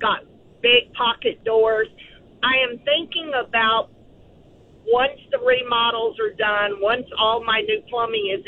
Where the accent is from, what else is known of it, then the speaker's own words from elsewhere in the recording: Victoria, Texas, United States; I'm from the Victoria area